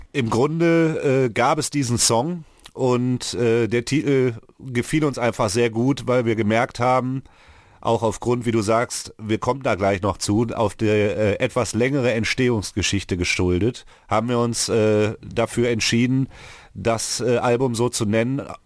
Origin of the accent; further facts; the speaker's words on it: Mülheim an der Ruhr, North Rhine-Westphalia, Germany; hier ist ja der Ort, wo ich aufgewachsen bin.